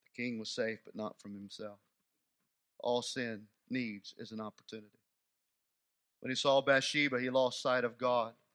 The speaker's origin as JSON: {"language": "English", "country": "United States"}